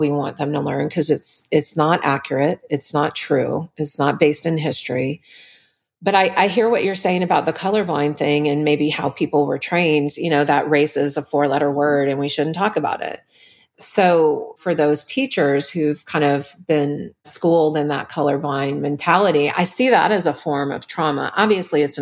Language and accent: English; New Orleans, Louisiana, United States; I was raised in New Orleans